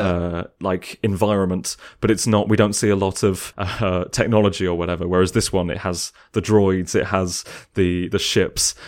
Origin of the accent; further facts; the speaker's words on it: England, United Kingdom; me as an English person